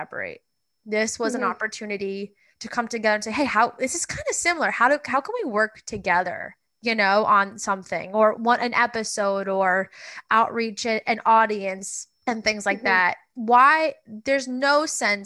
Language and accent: English; Long Island, New York, United States; I'm from Long Island, so obviously very much closer to New York